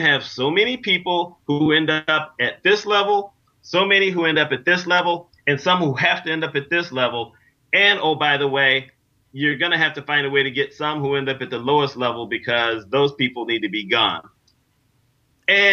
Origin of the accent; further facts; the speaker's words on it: New York, United States; I'm from New York